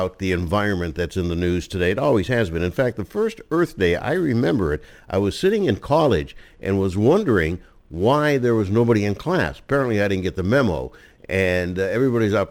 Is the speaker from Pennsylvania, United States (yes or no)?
yes; Pennsylvania, United States; I'm from Pennsylvania